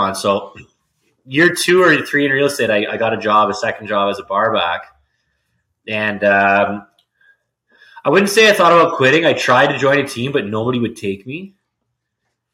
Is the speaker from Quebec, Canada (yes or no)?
no; Richmond Hill, Ontario, Canada; moved away as an adult; now in Ottawa, Canada; So I'm born and raised in Richmond Hill. I moved to Ottawa for school and kind of stayed.